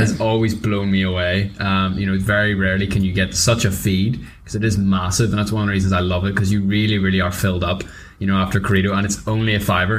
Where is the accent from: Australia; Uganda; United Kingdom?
United Kingdom; Northern Ireland; being Northern Irish, live in Belfast